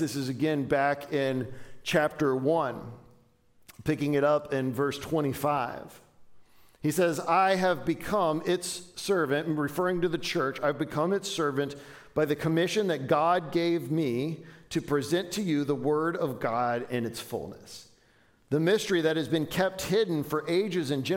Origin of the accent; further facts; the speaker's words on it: Dayton, Ohio, United States; moved away; When I was a kid, I grew up in and around Dayton, Ohio.